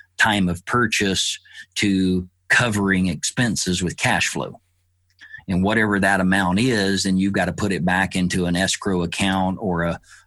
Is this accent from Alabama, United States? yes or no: yes; Alabama, United States; I grew up in the South in Alabama